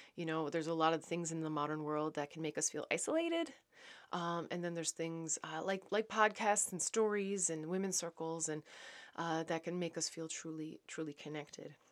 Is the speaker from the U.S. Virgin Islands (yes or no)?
no; Newfoundland and Labrador, Canada; also born or lived in Netherlands; now in Saint Andrews, Canada; I am a Newfoundlander and Canadian coming to you from New Brunswick.